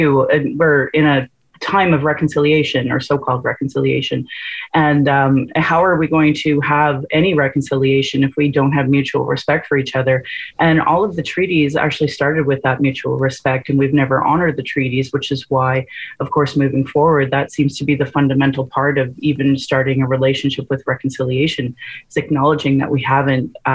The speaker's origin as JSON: {"language": "English", "region": "Alberta", "country": "Canada", "tie": "born or raised there", "said": "I was born and raised in Alberta"}